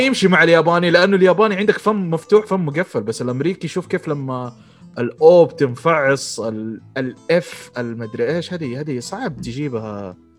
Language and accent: Arabic; Saudi Arabia; accent: Saudi; اتكلم بلهجتي فاهم كذا سعودي